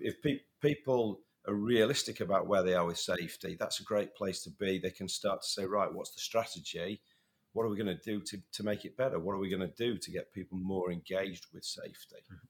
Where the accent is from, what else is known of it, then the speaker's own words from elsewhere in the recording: United Kingdom; also born or lived in north of England; being a Brit